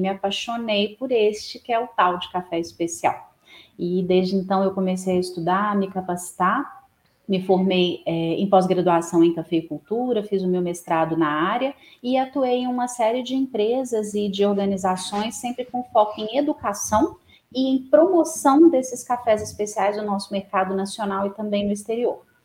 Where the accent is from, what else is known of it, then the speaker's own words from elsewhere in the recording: Divinópolis, Minas Gerais, Brazil; now in Belo Horizonte, Brazil; eu sou natural de Divinópolis, no interior de Minas Gerais, moro atualmente em Belo Horizonte